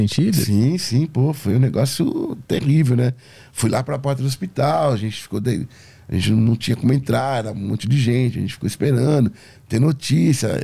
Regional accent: Brazil; eu sou do Brasil

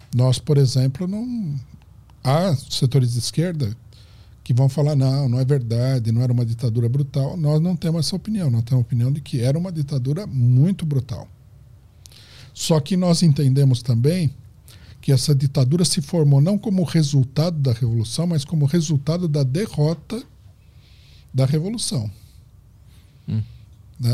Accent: Brazil; nós somos brasileiros

